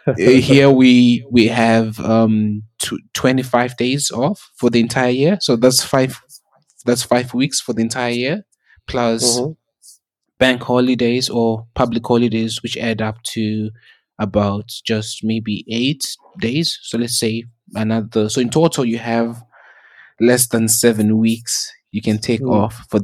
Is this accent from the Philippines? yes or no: no; South Africa; Because like when I grew up in South Africa, my family lives in Zimbabwe